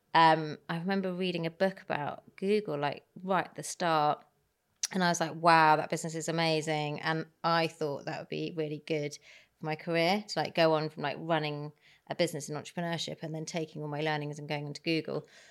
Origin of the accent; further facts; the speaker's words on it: Herefordshire, West Midlands, United Kingdom; growing up in Herefordshire, which is the middle of nowhere, there wasn't that much